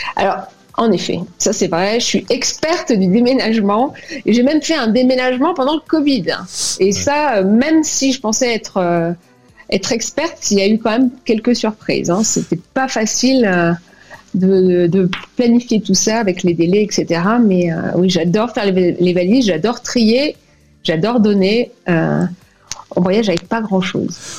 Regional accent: France; moved away as an adult; also born or lived in Cuba / Martinique; now in Bogota, Colombia; je me suis sentie vraiment contente d'être française

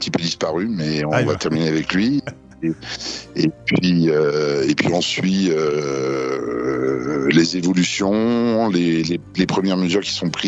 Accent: France; now in São Paulo, Brazil; nous, en tant que Français, on arrive à trouver du foie gras.

